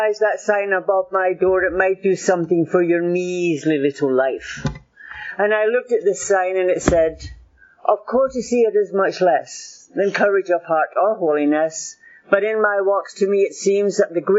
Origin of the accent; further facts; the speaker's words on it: Glasgow, Scotland, United Kingdom; moved away; also born or lived in Miami; I was born in Glasgow. My family came from Shettleston, Tollcross, Shettleston, that area there